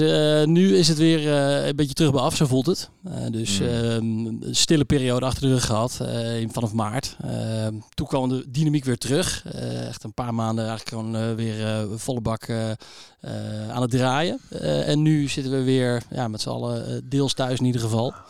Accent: Utrecht, Netherlands; ik eh, ben eh, geboren in Utrecht.

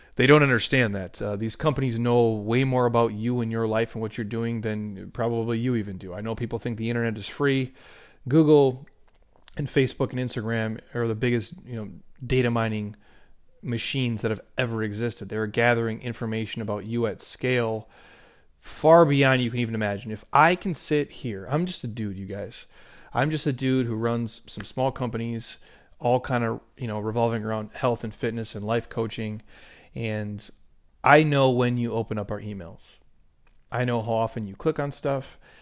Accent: Minnesota, United States; I grew up in the Midwest

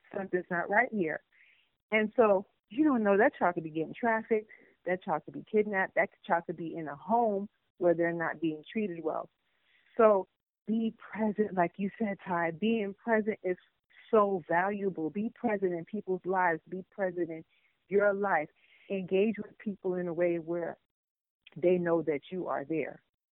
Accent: Chicago, Illinois, United States; Oh, I'm from Chicago, and I used to see him come to that McDonald's

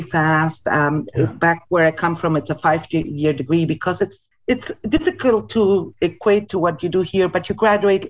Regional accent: Argentina; moved away as an adult; now in Winnipeg, Canada; I was born in Argentina and came to Winnipeg not quite 20 years ago, in 2003

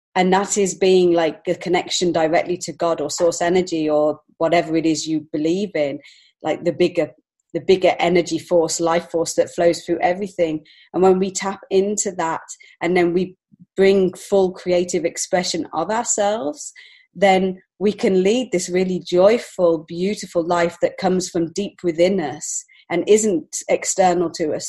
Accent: England, United Kingdom; moved away as an adult; now in Montreal, Canada; I'm actually from England originally, so I've only been here five years

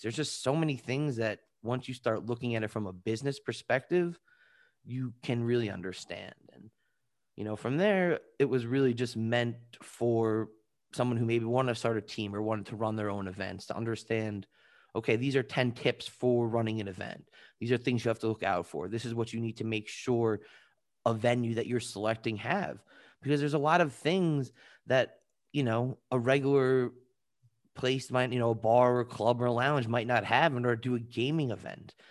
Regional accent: Long Island, New York, United States; also born or lived in Washington, D.C.; I'm originally from Long Island, New York

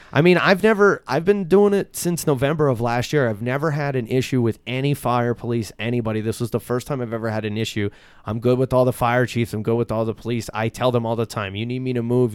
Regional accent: Shamokin, Pennsylvania, United States; born or raised there; also born or lived in Philadelphia

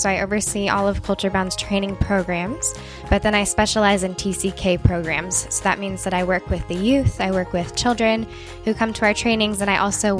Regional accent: Tanzania; also born or lived in California / Indiana; now in United States; then I'll say I grew up in Tanzania. But before that, my family lived in California. I went to school in Indiana.

